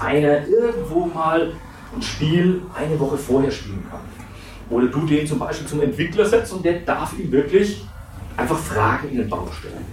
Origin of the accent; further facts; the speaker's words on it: Franconia, Bavaria, Germany; accent: Franconian; weil ich bin ein Franke, man hört das kaum